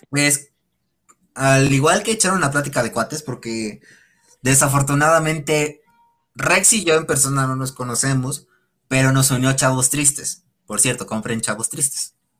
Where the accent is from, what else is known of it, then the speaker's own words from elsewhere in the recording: Puebla, Mexico; yo soy de Puebla